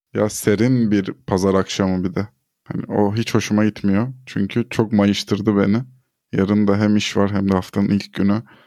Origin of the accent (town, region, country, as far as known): Turkey